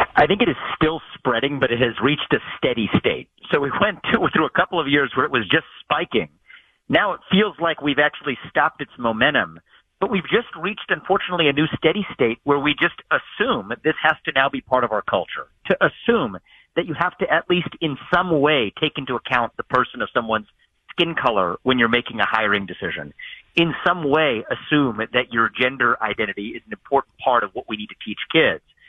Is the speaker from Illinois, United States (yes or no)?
no; Ohio, United States; my home state where I'm talking to you now from in Ohio